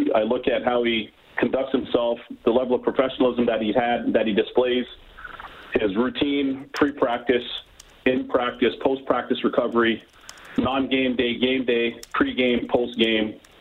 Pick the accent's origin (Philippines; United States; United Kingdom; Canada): Canada; Toronto, Ontario; I grew up in Toronto.